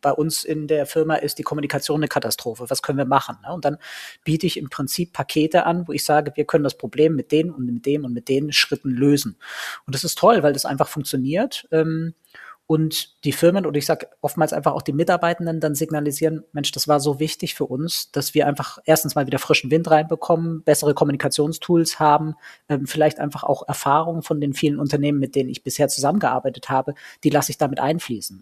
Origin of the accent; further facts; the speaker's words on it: Ulm, Baden-Württemberg, Germany; ich bin in Ulm geboren